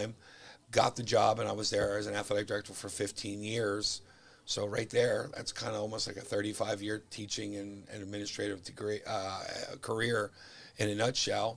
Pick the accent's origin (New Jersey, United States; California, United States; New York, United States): New Jersey, United States; Rumson; I grew up in Rumson, but, you know, Rumson, Fairhaven is connected